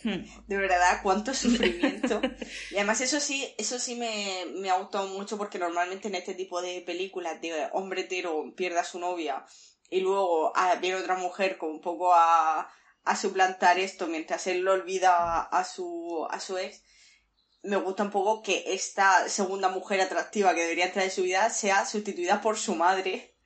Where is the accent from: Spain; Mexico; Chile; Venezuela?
Spain; Murcia, Region of Murcia; yo soy una señora de Murcia